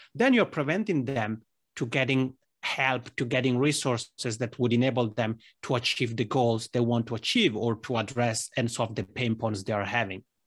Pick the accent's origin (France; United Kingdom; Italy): Italy; accent: Italian ("Macaroni"); first language Italian; English is a second language; now in Helsinki, Finland; Italian, which is my mother tongue, as people may tell from this Macroni accent.